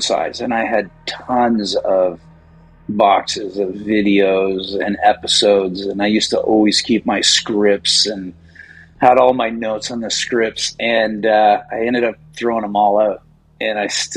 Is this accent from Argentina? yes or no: no; Toronto, Ontario, Canada; moved away as an adult; also born or lived in Montreal / Chicago / Los Angeles; I grew up in Toronto